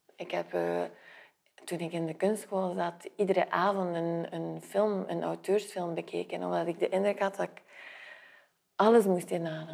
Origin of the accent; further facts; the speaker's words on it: Flanders, Belgium; moved away; also born or lived in south of France / Brussels; ben ik Vlaming.